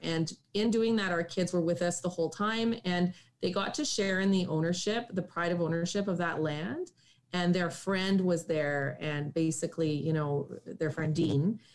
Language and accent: English; Espanola, Ontario, Canada; moved away as an adult; also born or lived in Sudbury, Ontario / Ottawa, Ontario; I'm from Northern Ontario in Sudbury, and I grew up in the bush and on the side of a mountain in Espanola, Ontario, where my grandparents lived.